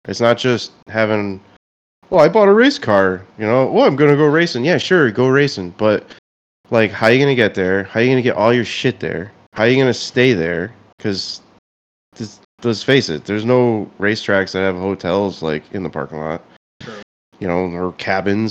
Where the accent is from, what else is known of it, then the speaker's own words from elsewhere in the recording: Connecticut, United States; Coventry, Connecticut. I'm from Connecticut.